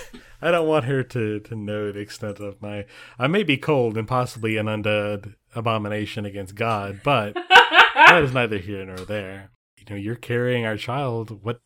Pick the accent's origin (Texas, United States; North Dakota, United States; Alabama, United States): Alabama, United States; we grew up in Alabama. There are some really fanatic people in Alabama.